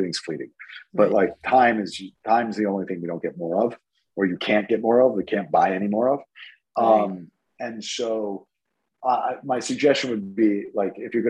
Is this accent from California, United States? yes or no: no; New York, United States; also born or lived in Denver; now in Florida, United States; I'm originally from New York